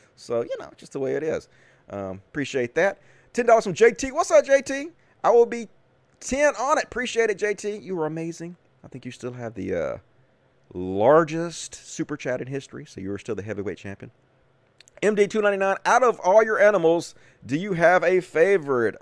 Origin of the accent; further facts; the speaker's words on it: Greenwood, Mississippi, United States; accent: thick Southern; moved away; I'm from Greenwood, Mississippi, originally, which is the Delta.